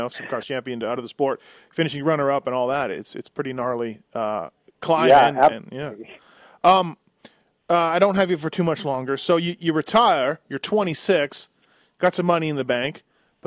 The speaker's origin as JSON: {"language": "English", "country": "Canada", "said": "I'm Canadian"}